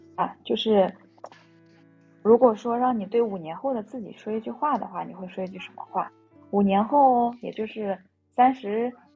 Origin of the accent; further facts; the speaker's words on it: Shanxi, China; now in Shanghai, China; 我是山西人。然后我依然觉得自己还是在一个上海漂泊的人